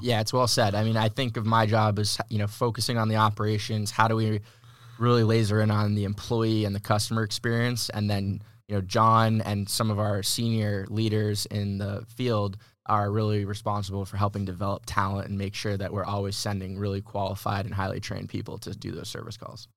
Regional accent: Massachusetts, United States; moved away as an adult; now in San Diego, United States; I'm originally from Massachusetts. Uh, moved to San Diego in twenty eighteen

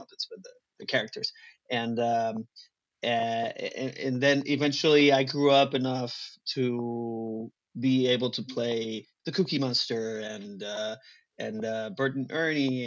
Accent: Monterrey, Nuevo León, Mexico; first language Spanish; English is a second language; moved away as an adult; also born or lived in Cozumel; now in Los Angeles, United States; I grew up in a city called Monterrey, which is the northeast Mexico

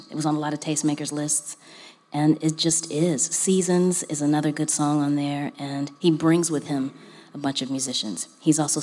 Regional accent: Los Angeles, California, United States; LA is my hometown

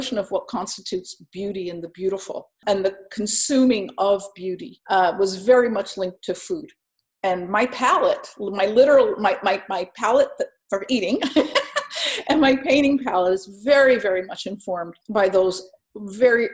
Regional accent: Bloomfield, New Jersey, United States; also born or lived in Newark, New Jersey; I was born in Newark and grew up in Bloomfield, New Jersey

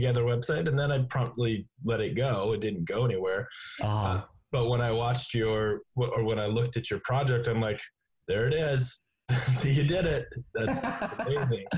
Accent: North Dakota, Minnesota, Midwest, United States; I grew up in North Dakota, Minnesota.

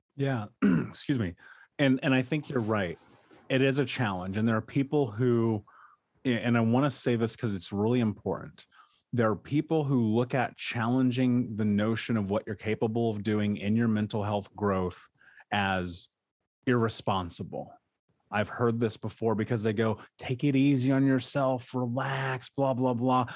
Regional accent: Indianapolis, Indiana, United States; I grew up in Indianapolis

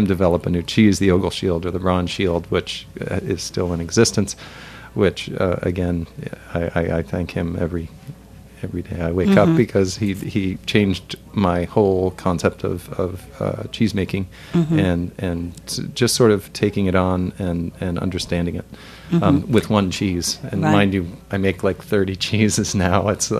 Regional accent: United States; we as Americans

